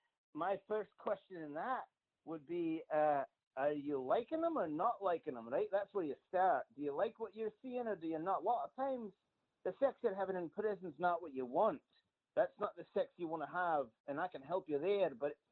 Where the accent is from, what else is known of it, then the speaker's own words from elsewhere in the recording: Scotland, United Kingdom; now in Canada; I'm Scottish, so I'm a man among thieves here, if you will.